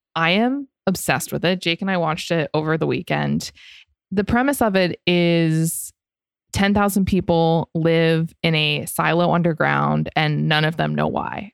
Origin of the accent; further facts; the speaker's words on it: Florida, United States; I grew up in Florida